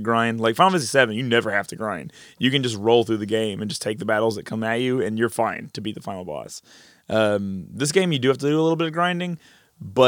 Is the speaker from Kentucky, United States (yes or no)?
yes; Eastern Kentucky, United States; I'm from Eastern Kentucky